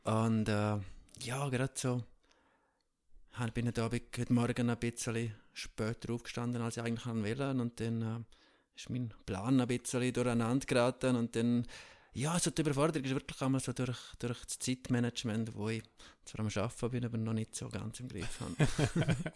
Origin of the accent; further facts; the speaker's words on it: Tschiertschen, Graubünden, Switzerland; Ich bin ja ursprünglich in der Schweiz aufgewachsen, in Tschirtscha, in einem 250 Seelendorf